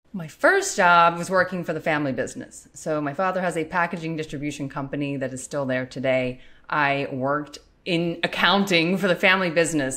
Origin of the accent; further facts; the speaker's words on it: Western Pennsylvania, United States; growing up in Western Pennsylvania, hunting is a popular sport